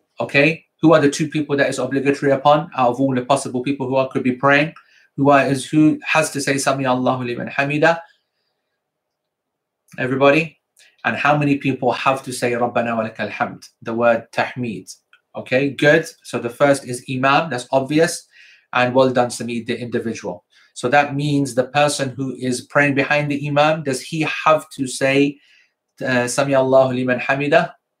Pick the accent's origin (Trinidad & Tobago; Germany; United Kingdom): United Kingdom; Croydon, London; South London, because I'm from Croydon.